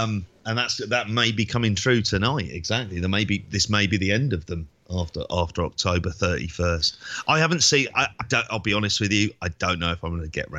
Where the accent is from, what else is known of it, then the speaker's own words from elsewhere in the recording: London, United Kingdom; growing up in Tottenham